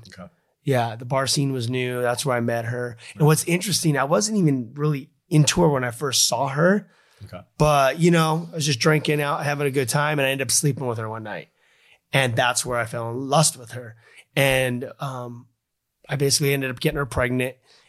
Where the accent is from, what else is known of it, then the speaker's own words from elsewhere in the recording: Los Angeles, California, United States; I grew up in Los Angeles, California, and, you know, my brothers were all part of the music industry.